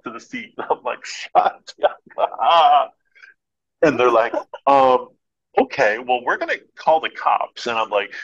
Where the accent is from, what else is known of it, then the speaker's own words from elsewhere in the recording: United States; I'm an American